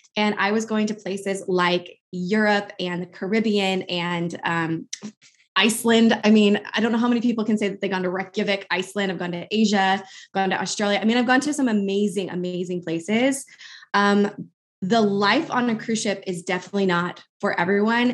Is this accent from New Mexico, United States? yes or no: yes; Albuquerque, New Mexico, United States; moved away as an adult; now in Milwaukee, United States; I'm actually originally from Albuquerque, New Mexico